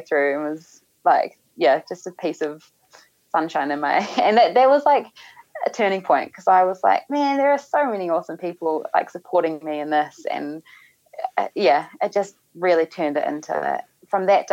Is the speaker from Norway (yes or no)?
no; New Zealand; being a Kiwi